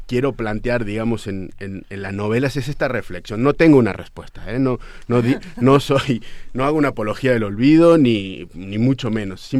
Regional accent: Argentina; now in Mexico; como argentino de 41

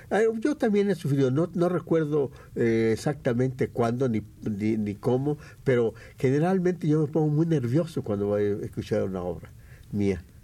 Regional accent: Mexico; como buenos mexicanos

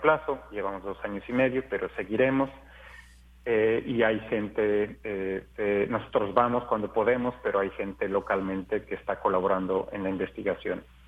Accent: Mexico; para mí como mexicano

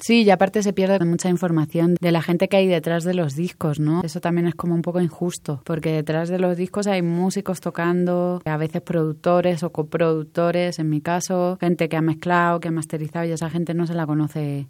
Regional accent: Spain; now in Mexico; tanto los españoles que estamos aquí

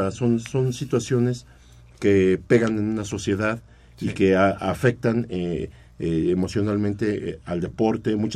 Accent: Mexico; Nuestra mentalidad tiene que estar más puesta aquí porque es nuestro país

